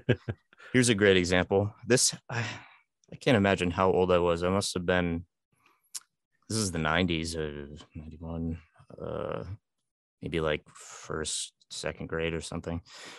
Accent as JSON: {"language": "English", "town": "North Berwick", "region": "Maine", "country": "United States", "tie": "born or raised there", "said": "Which is actually my hometown."}